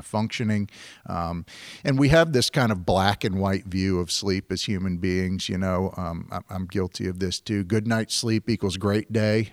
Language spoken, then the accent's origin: English; Virginia, United States; moved away as an adult; also born or lived in San Francisco Bay Area, California; I'm from Virginia